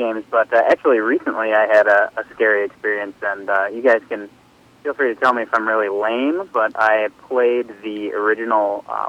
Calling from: Minnesota, United States; calling from Minnesota.

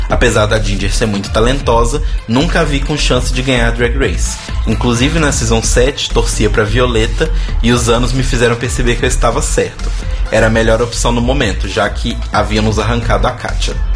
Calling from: Brasília, Federal District, Brazil; Oi, pessoal … sou de Brasília e adoro o programa.

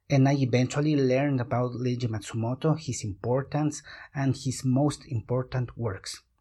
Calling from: Quito, Pichincha, Ecuador; I am talking from Quito, Ecuador.

